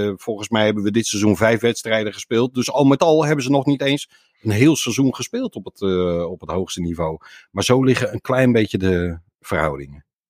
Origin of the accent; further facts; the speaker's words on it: Boskoop, South Holland, Netherlands; opgegroeid in Boskoop